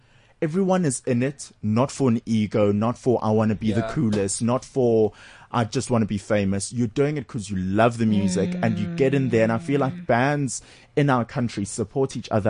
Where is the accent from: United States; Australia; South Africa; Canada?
South Africa; Durban, KwaZulu-Natal; I come from Durban